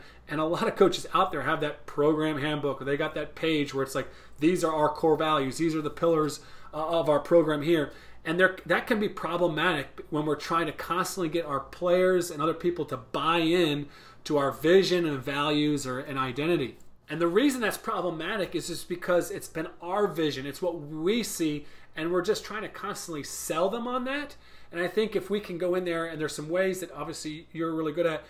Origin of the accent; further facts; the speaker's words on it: Ireland; moved away as an adult; now in United States; So Nate, when I came from Ireland to Tennessee, one of the first things I did was I had this very long detailed program identity and handbook that I had created.